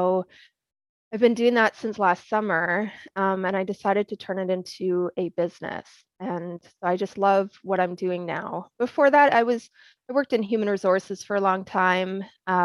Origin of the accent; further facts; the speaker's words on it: Edmonton, Alberta, Canada; moved away as an adult; also born or lived in England / British Columbia; now in United States; I grew up in Edmonton, Alberta, Canada